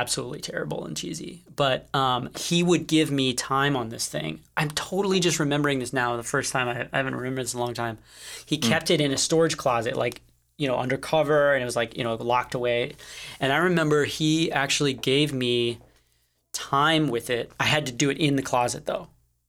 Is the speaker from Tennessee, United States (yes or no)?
no; Connecticut, United States; I grew up in Connecticut.